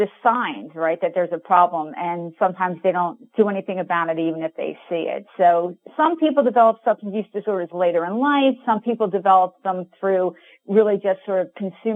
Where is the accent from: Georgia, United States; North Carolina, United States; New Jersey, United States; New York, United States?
New Jersey, United States; moved away as an adult; also born or lived in California; I grew up in New Jersey and I came to go to California to go to college